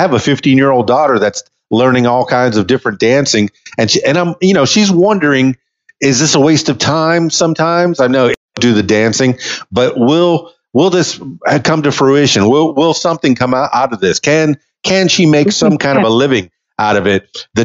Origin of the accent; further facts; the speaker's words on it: Miami, Florida, United States; I'm from Miami.